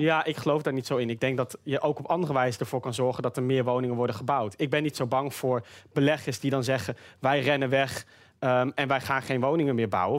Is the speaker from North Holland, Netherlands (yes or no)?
no; Groningen, Netherlands; Ik kom zelf uit Groningen